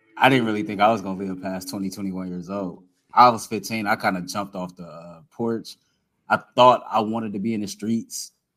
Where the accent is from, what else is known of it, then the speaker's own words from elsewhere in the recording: Cleveland, Ohio, United States; I'm from the inner city of Cleveland, Ohio, and I get to cover sports in the same city that I grew up cheering for these teams